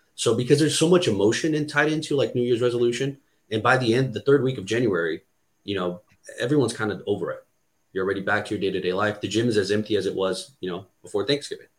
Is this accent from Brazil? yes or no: yes; Brazil; English is a second language; now in United States; I was born and raised in Brazil